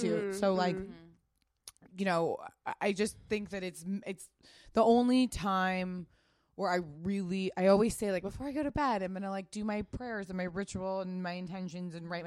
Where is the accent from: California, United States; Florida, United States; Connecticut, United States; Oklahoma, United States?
California, United States; Pasadena; I grew up in Pasadena.